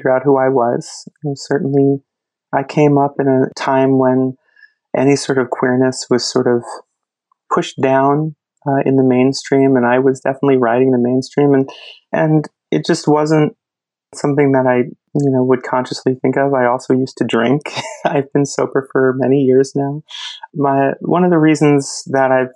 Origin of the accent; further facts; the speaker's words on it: New Jersey, United States; I grew up in New Jersey